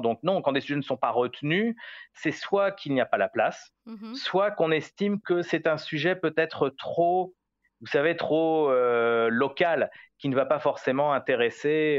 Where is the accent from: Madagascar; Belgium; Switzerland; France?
France; moved away as an adult; now in Jerusalem, Israel; je suis français attaché à mon pays